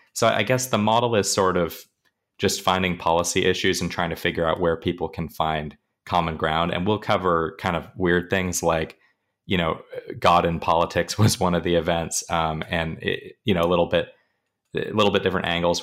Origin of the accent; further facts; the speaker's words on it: Pacific Northwest, United States; moved away as an adult; now in Arizona, United States; I'm originally from the Pacific Northwest